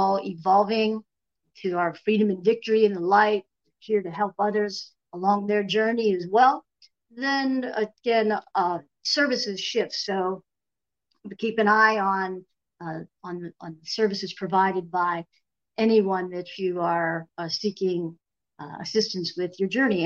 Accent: Erie, Pennsylvania, United States; I am back in the land where I was born and raised in the Erie, Pennsylvania

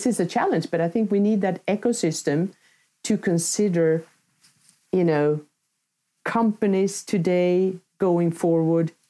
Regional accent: Sweden; my home country, Sweden

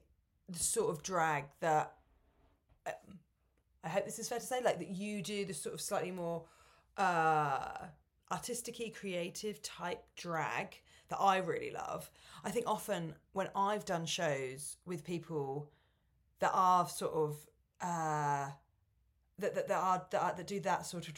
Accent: Portsmouth, South East England, United Kingdom; moved away as an adult; I grew up in Pomps

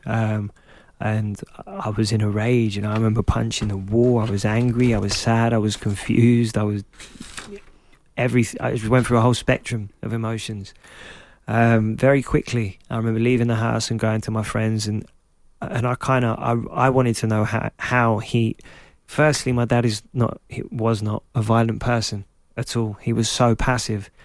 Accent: London, United Kingdom; I was growing up in Clapton, in Hackney

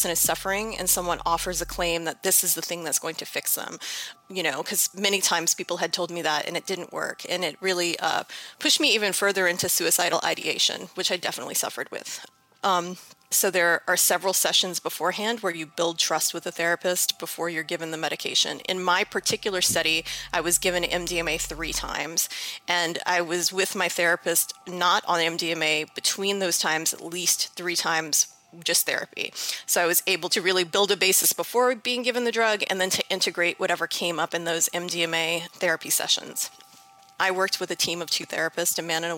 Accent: New Orleans, Louisiana, United States; I'm from New Orleans, Louisiana.

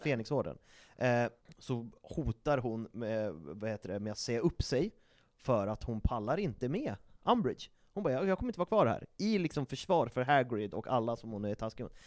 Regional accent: Sweden; vi är svenskar

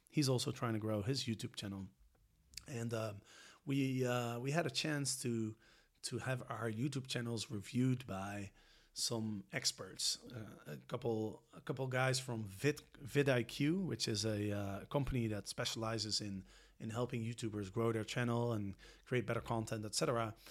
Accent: Netherlands; because I'm from Holland or because I'm European

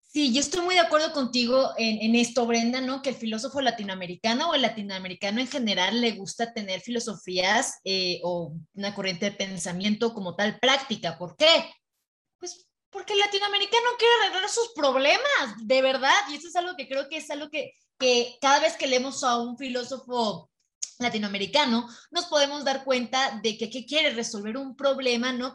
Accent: Mexico; yo hablando como mexicana

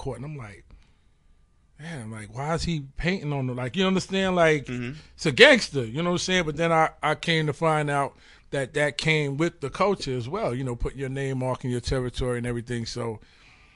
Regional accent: New York City, New York, United States; I'm from Spanish Harlem

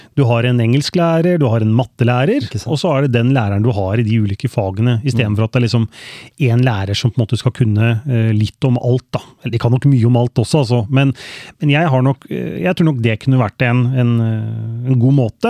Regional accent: Skien, Vestfold og Telemark, Norway; Jeg har vokst opp på Kleiva, så jeg er eh, ekte Kleiva-gutt. Mm. Eh, born and raised i, i eh, Skien

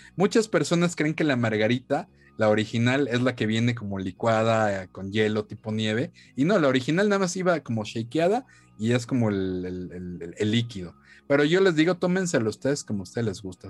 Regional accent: Mexico; aquí como mexicanos

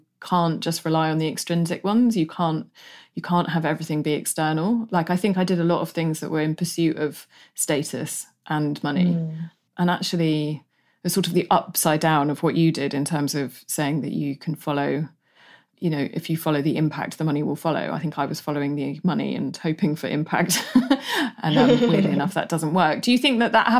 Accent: United Kingdom; being British

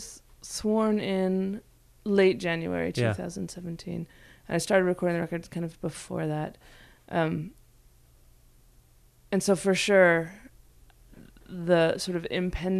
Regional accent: United States; as an American, you know, it's very interesting. I'm first generation

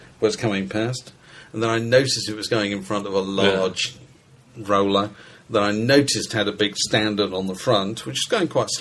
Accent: Yorkshire and the Humber, United Kingdom; I come from Yorkshire, where Frank is a legend.

